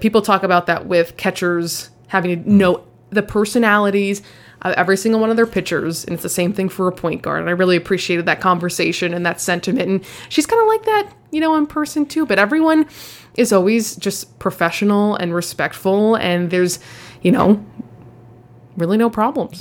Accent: Los Angeles, California, United States; moved away as an adult; also born or lived in Rochester, New York; I grew up in Los Angeles.

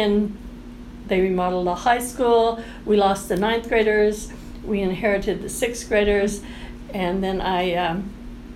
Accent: outside of Topeka, Kansas, United States; moved away as an adult; now in Allen County, Kansas, United States; I grew up outside of Topeka

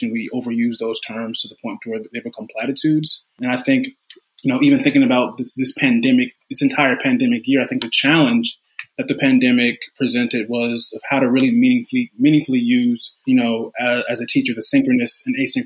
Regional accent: Charlotte, North Carolina, United States; moved away as an adult; also born or lived in Princeton, New Jersey; now in Washington, D.C., United States; I'm from Charlotte, North Carolina. Southern born, Southern bred.

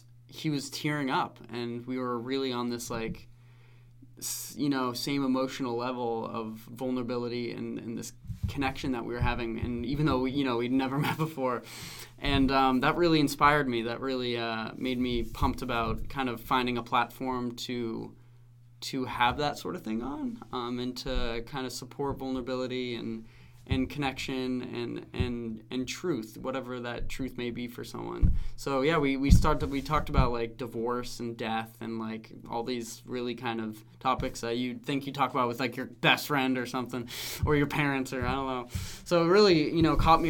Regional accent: Francestown, New Hampshire, United States; I grew up in Francistown, New Hampshire.

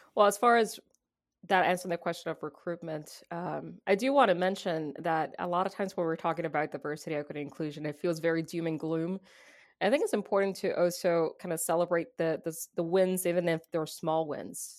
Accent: Puerto Rico; now in United States; I am Puerto Rican, and because I'm Puerto Rican, I'm an American citizen.

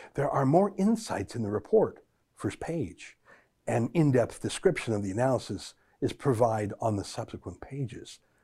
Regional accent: Canada

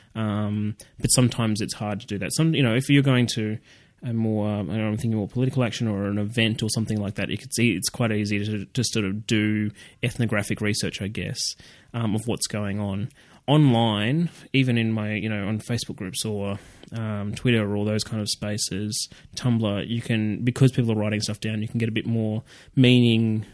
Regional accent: Canberra, Australian Capital Territory, Australia; I'm from Canberra, and uh, I actually grew up uh, across the road from a uh, a school called what I would call Copland College

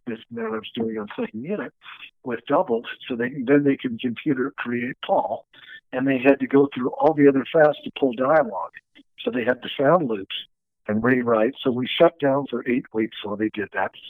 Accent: Los Angeles, California, United States; we were growing up in Encino

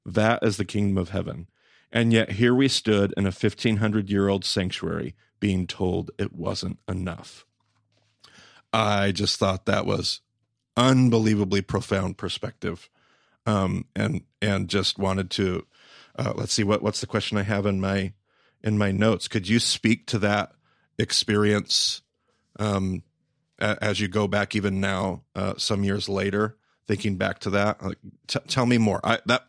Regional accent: the South, United States; Now, I grew up in the South, where well-meaning charismatics run amok.

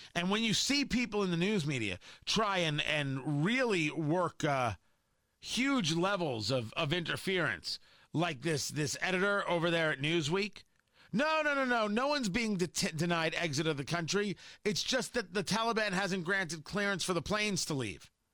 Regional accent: New Jersey, United States; I grew up in New Jersey

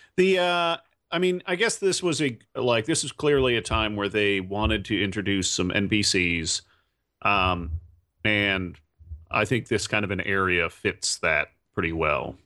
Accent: Indiana, United States; my home state of Indiana

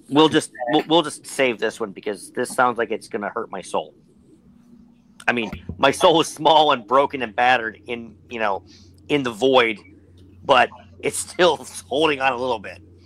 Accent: Pittsburgh, Pennsylvania, United States; I'm from Pittsburgh

